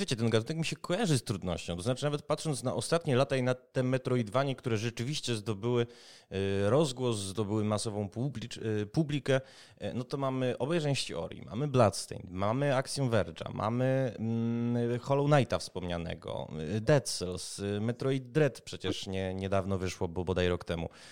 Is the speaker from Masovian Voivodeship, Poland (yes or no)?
no; Kraków, Lesser Poland, Poland; jako rodowity Krakus